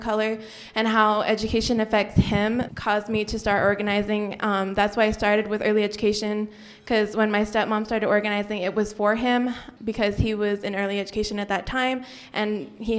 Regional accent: Albuquerque, New Mexico, United States; So I grew up here in Albuquerque, and I was born here

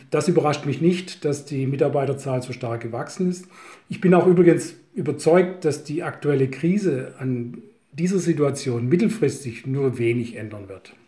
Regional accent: Swabia, Germany; als Schwabe

